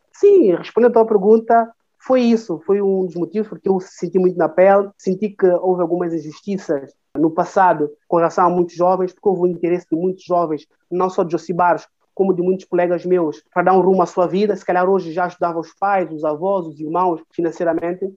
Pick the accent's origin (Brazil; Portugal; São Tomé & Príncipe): São Tomé & Príncipe; São Tomé, Água Grande; sou de cidade da Água Grande, que é a capital.